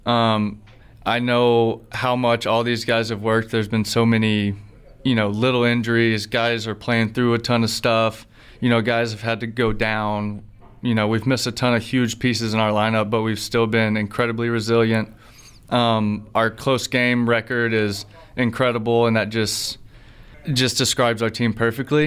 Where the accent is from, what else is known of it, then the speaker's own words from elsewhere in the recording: Alabama, United States; I grew up in Alabama